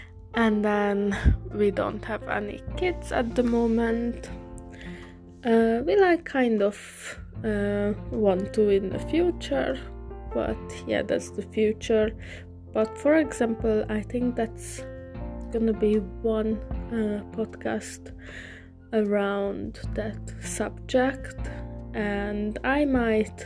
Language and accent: English; Hungary; English is a second language; now in England; originally I'm from Hungary. So also sorry for my English accent, it's not the best, but I'm learning